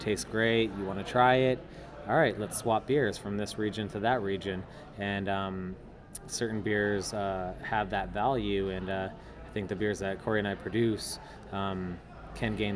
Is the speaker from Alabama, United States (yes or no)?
no; San Diego, California, United States; moved away as an adult; born and raised in San Diego, lived nowhere else beside